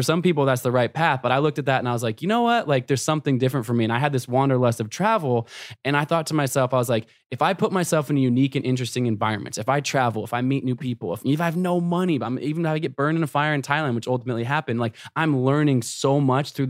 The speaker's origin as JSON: {"language": "English", "town": "Portland", "region": "Oregon", "country": "United States", "tie": "born or raised there", "said": "I grew up in Portland, Oregon."}